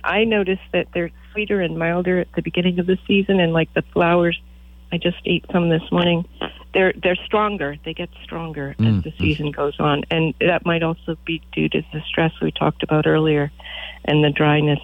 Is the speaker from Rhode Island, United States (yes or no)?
yes; Rhode Island, United States; now in Verdigris, Nebraska, United States; my hometown in Rhode Island and the library where I grew up